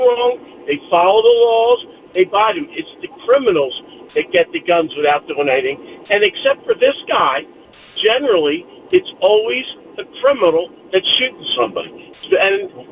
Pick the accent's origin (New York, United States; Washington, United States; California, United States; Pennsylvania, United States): Pennsylvania, United States; Upper Darby; moved away; I grew up in Upper Darby, so guns were foreign to me.